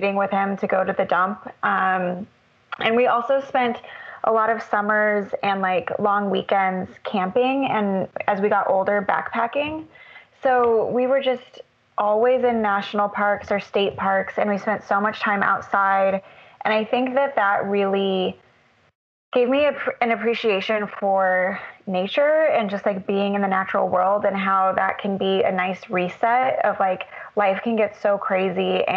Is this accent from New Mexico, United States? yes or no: yes; Albuquerque, New Mexico, United States; I grew up in Albuquerque, New Mexico